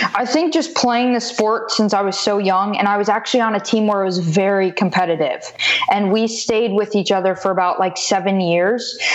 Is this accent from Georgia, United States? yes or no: no; Wellington, Florida, United States; also born or lived in Davie, Florida; I moved up to Wellington, Florida, so about an hour north of Miami when I was about three and a half, four